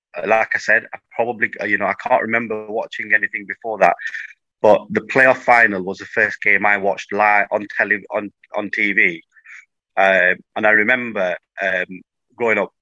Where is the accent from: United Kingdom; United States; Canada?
United Kingdom; Blackburn, North West England; I was born in Blackburn, um, went to primary school in Blackburn